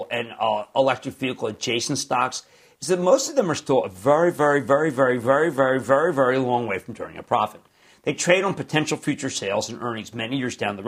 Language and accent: English; Philadelphia, Pennsylvania, United States; I'm from Philadelphia.